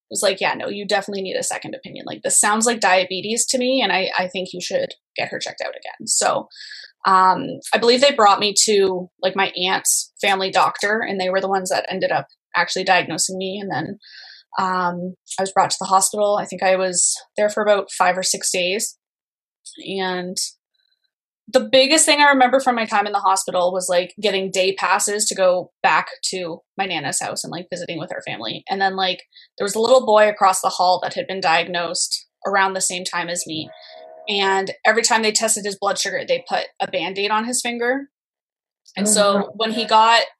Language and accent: English; Canada; also born or lived in Ontario; I'm from Canada